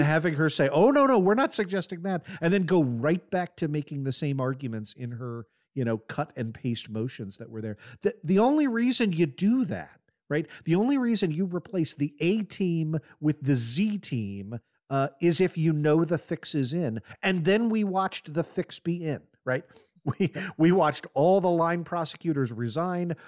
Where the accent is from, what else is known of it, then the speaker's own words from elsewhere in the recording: United States; as an American since nine eleven